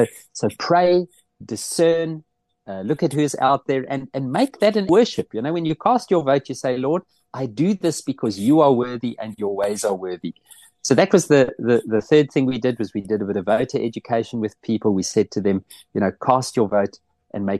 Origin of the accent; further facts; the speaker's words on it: South Africa; moved away as an adult; now in Netherlands; living here in the Netherlands. I'll never stop being a South African